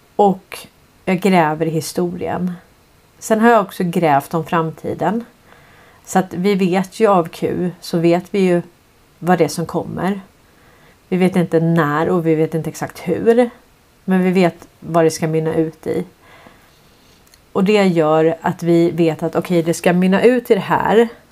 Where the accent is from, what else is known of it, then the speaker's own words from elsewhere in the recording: Stockholm, Stockholm County, Sweden; jag tävlade ju i slalom när jag växte upp. Jag är ju från Hässelby villastad